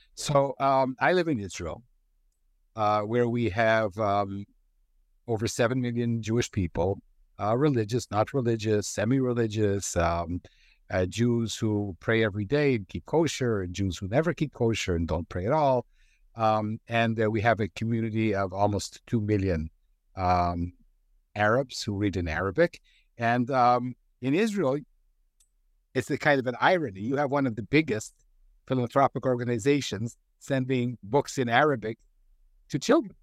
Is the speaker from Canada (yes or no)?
yes; Canada; I grew up in Canada.